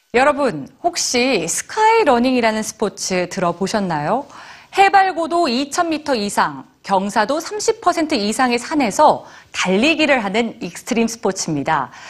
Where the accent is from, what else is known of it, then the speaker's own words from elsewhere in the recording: Sweden; also born or lived in Norway; now in Alps; 전 스웨덴 출신이고 노르웨이에 오랫동안 살았기 때문에